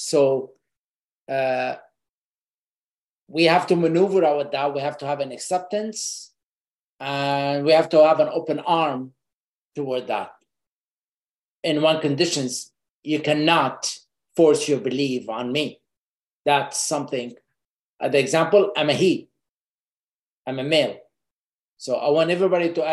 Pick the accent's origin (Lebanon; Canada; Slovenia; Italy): Lebanon; moved away; I grew up in Lebanon in a war